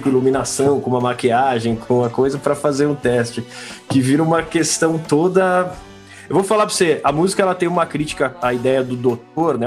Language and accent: Portuguese; São Paulo, Brazil; A gente é de São Paulo capital aqui